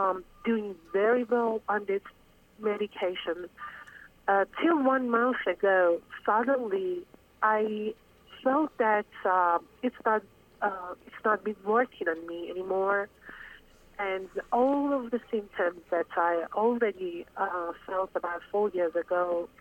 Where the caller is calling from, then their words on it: Dallas, Texas, United States; also born or lived in Iran; I'm calling from Dallas.